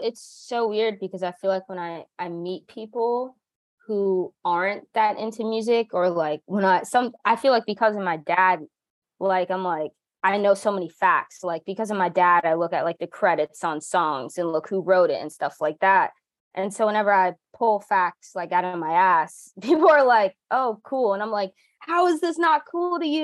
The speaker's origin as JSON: {"language": "English", "region": "New Jersey", "country": "United States", "tie": "born or raised there", "said": "I grew up as a kid um, I grew up in New Jersey"}